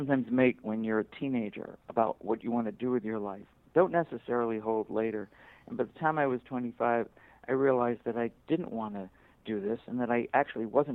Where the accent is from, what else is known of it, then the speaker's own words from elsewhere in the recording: Buffalo, New York, United States; when I was in grade school growing up in Buffalo, New York